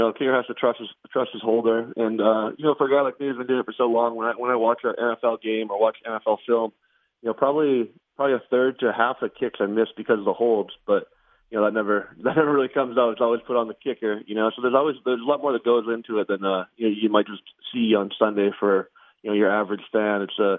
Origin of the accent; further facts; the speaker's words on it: Canada; now in United States; In Canada, it's kind of everyone's team is the Blue Jays.